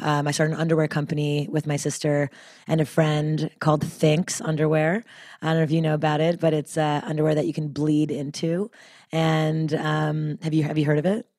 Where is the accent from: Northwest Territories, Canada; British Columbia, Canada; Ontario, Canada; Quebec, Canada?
Quebec, Canada; Montreal; now in United States; as a Canadian, uh, from Montreal, I, you know, moving to America